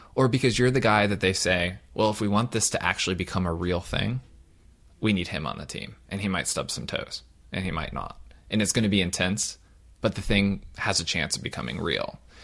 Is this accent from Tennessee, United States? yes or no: no; Southern Ohio, United States; now in California, United States; I'm a Midwesterner from Southern Ohio